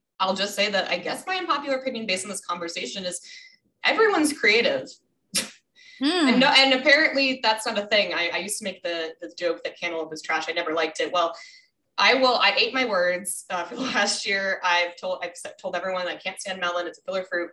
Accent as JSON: {"language": "English", "region": "Minnesota", "country": "United States", "tie": "born or raised there", "said": "I was born in Minnesota"}